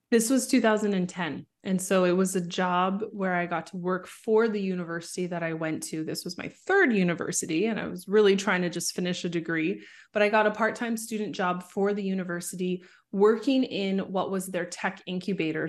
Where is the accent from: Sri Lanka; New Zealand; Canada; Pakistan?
Canada; Vancouver, British Columbia; I was born in Vancouver, Canada. So, I grew up in the suburbs just outside of Vancouver.